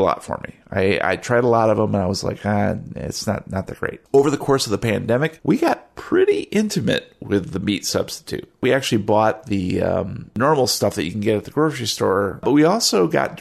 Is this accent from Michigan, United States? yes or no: yes; Michigan, United States; I grew up in Michigan, right? And here in Michigan, we're like kind of a meat and potatoes kind of, you know, Midwestern